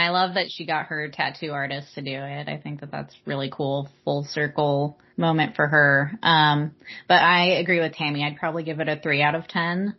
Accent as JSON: {"language": "English", "region": "Southern California", "country": "United States", "said": "I'm from Southern California"}